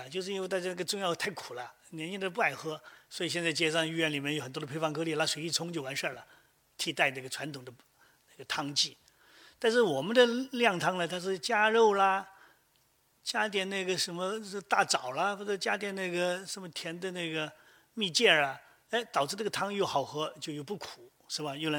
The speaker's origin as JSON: {"language": "Chinese", "region": "Guangdong", "country": "China", "said": "我们广东人是饭前喝汤，"}